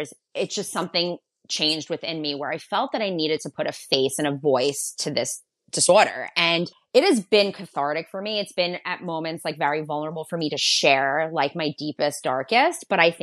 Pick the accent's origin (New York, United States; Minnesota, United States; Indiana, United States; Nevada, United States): New York, United States; Long Island; I'm from Long Island. I'm from New York